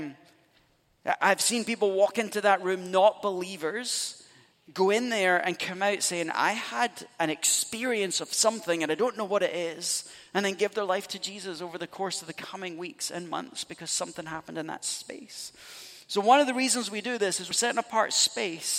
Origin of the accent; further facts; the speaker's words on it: Scotland, United Kingdom; moved away; I'm Scottish, so you go back home, we're steeped in Celtic spirituality